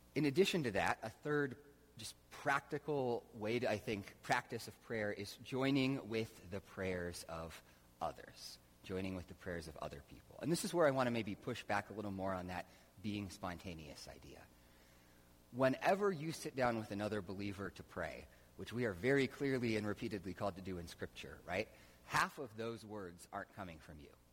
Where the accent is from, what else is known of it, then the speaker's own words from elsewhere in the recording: United States; we grew up just in America